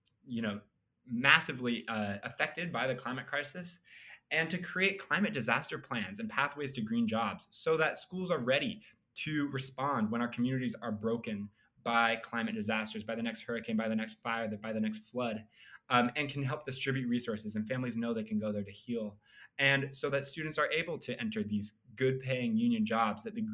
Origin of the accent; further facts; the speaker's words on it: Idaho, United States; moved away as an adult; now in Chapel Hill, United States; I grew up in Idaho